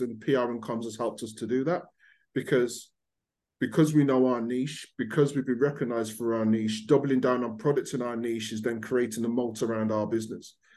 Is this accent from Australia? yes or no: no; Birmingham, West Midlands, United Kingdom; accent: Brummie; I'm born and bred in Birmingham.